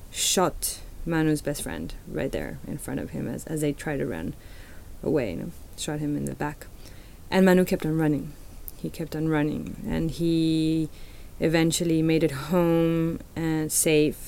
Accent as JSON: {"language": "English", "region": "Mexico City", "country": "Mexico", "moved": "yes", "said": "I'm a Chilanga, which means I'm from Mexico City"}